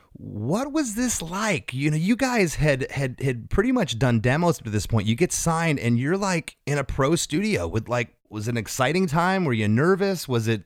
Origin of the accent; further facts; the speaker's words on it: Detroit, Michigan, United States; I'm from the Detroit area